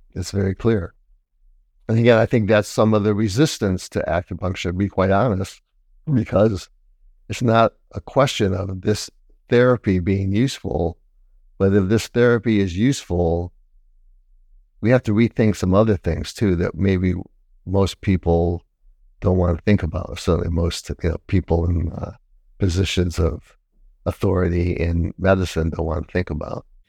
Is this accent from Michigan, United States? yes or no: yes; Detroit, Michigan, United States; moved away as an adult; also born or lived in Taiwan; I'm from Detroit